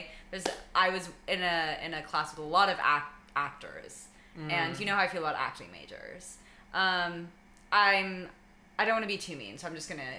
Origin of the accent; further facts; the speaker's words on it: Los Angeles, California, United States; we're from the Valley.